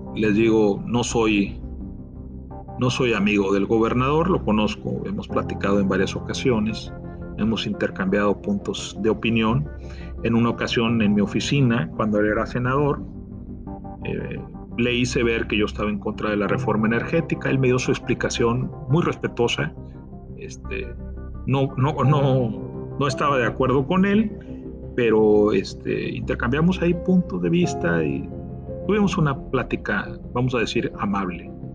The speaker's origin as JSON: {"language": "Spanish", "region": "Tamaulipas", "country": "Mexico", "said": "como tamaulipeco"}